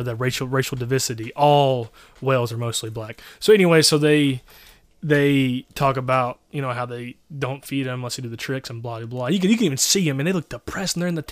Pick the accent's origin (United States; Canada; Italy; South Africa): United States; Louisiana; I'm from Louisiana